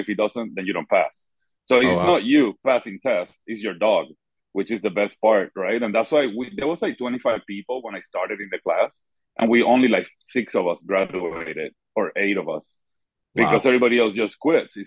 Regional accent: Puerto Rico; I'm from Puerto Rico, so I never had the hunting background.

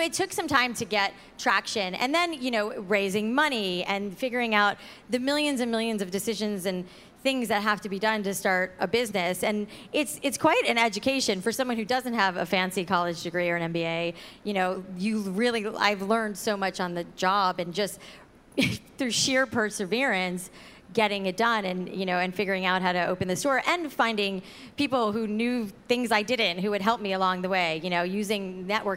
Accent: South Florida, United States; when I was a little girl growing up in South Florida

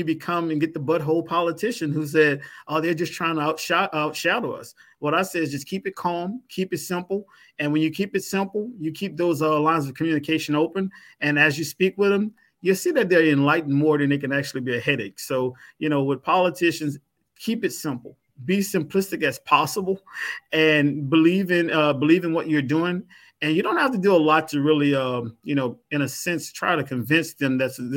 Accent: Louisiana, United States; I'm from Louisiana

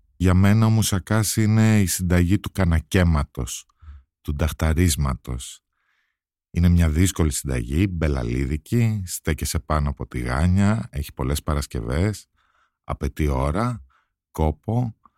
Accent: Athens, Attica, Greece; Το σπίτι στο οποίο μεγαλώσαμε όλοι εδώ στην Αθήνα, στη Λεωφόρα Αλεξάνδρας

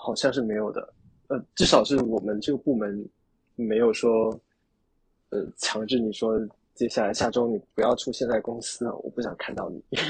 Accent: China; 就你知道我们中国人的英语，很多人都是哑巴英语嘛，就可能口语会是我们的弱项

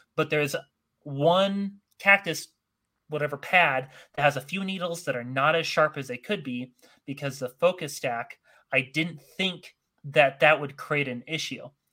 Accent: Northern Utah, United States; also born or lived in Arizona; I grew up in Northern Utah. Uh, I initially came from Arizona as a kid

